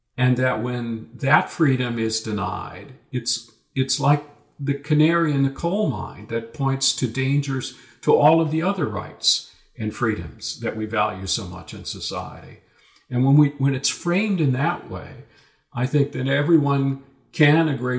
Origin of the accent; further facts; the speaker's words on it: United States; I wasn't there as an American